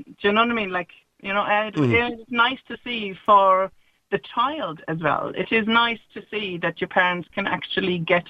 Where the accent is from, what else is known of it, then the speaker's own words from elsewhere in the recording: Germany; now in Ireland; I'm from Germany.